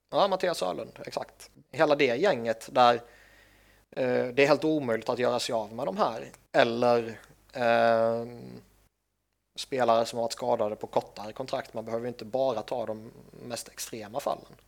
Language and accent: Swedish; Sweden; jag är svensk